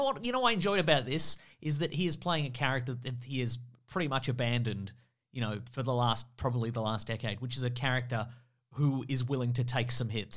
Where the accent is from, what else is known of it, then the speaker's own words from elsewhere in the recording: United Kingdom; I'm British.